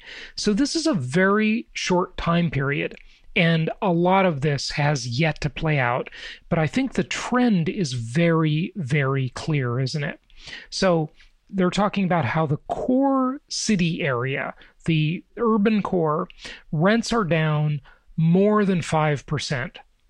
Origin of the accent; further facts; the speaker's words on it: Los Angeles, California, United States; I grew up in Los Angeles, right?